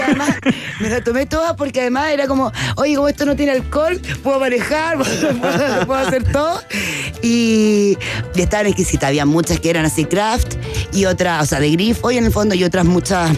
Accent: Chile; vengo de Chile

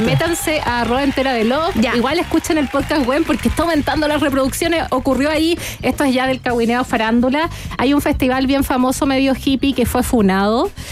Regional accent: Antofagasta, Chile; yo nací, nací en Antofagasta

